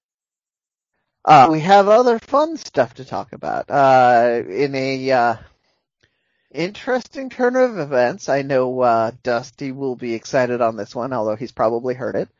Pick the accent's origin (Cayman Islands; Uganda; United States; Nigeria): United States; moved away; also born or lived in Mexico; as an American who lives half